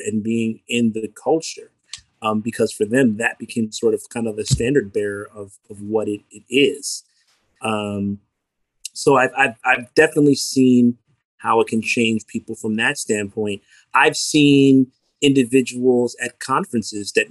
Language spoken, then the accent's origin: English; Newark, New Jersey, United States; from a family where my father was a Newark City school teacher for 35 plus years, born and raised in Newark